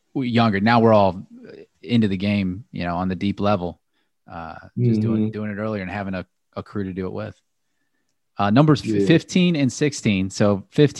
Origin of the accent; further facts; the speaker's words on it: Akron, Ohio, United States; the club I grew up with in Akron, Ohio